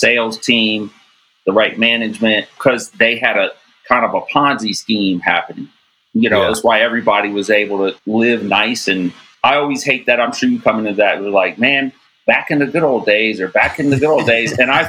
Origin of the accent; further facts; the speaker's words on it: Cincinnati, Ohio, United States; oh, I'm in Columbus from Cincinnati. Yeah, it's only a couple hour drive, but it's a whole set of people.